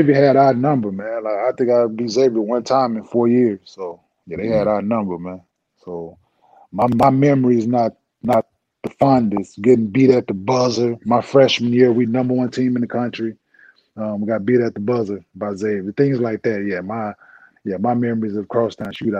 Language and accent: English; Dallas, Texas, United States; also born or lived in Saginaw, Michigan; I was raised in Dallas